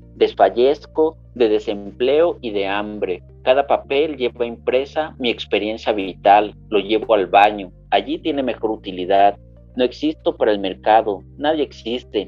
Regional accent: Acapulco, Guerrero, Mexico; nosotros crecimos en Acapulco

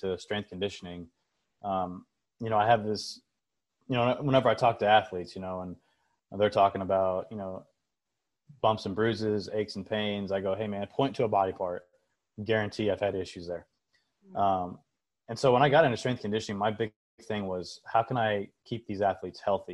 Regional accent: Overland Park, Kansas, United States; I'm from Kansas City. I grew up here in Overland Park. I went to Olathe East

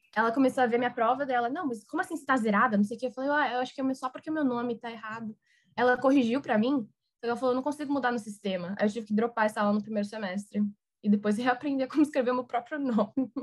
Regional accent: Brazil; moved away as an adult; also born or lived in New Orleans, Louisiana; eu sou do Brasil

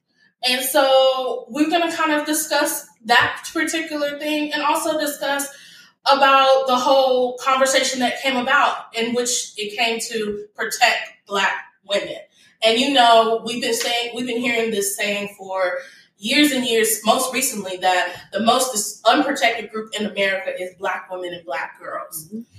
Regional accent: Dallas, Texas, United States; moved away; I am here back in Dallas, Texas. Ooh. I'm here with my friends, my confidants, my group, and I really just didn't want to come back into my hometown

